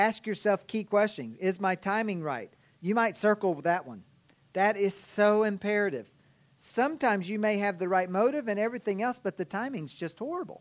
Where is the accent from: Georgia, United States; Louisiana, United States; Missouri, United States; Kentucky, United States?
Kentucky, United States; now in Ozark, United States; I was from Kentucky